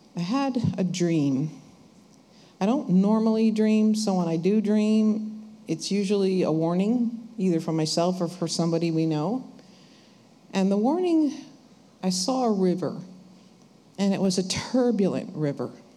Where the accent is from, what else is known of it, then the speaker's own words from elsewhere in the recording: New Jersey, United States; we're from New Jersey